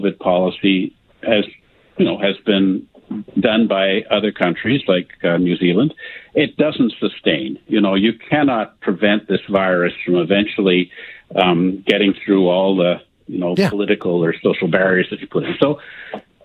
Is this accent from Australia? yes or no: no; Canada